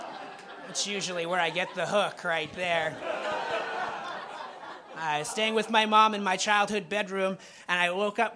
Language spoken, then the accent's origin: English; Springfield, Massachusetts, United States; I grew up in Springfield.